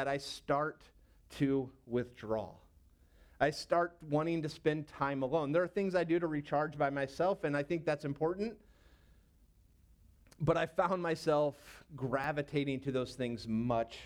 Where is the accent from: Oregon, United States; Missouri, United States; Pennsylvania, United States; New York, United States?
Missouri, United States; St. Louis; moved away as an adult; also born or lived in Knoxville, Tennessee; I grew up in St. Louis